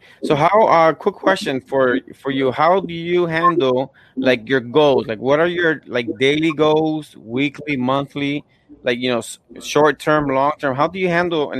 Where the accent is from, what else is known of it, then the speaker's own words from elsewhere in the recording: Puerto Rico; I'm from Puerto Rico